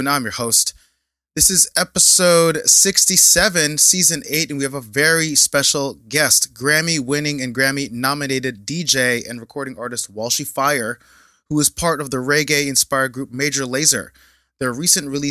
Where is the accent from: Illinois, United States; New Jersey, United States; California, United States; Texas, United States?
New Jersey, United States; also born or lived in Brooklyn; I was born in Jersey